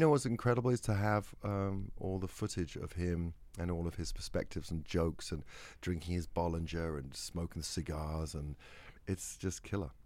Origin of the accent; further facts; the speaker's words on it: England, United Kingdom; I'm English